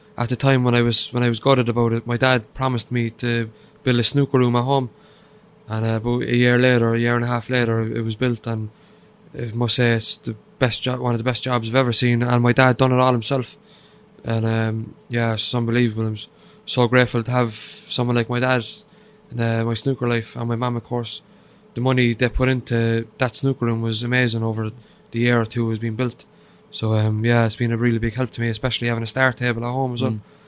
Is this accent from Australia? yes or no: no; Cork, Munster, Ireland; Yeah, the real capital. yeah, Cork is brilliant.